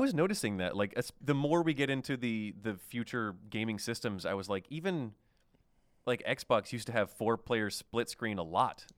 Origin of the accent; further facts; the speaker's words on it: Oklahoma, United States; moved away; I was from Oklahoma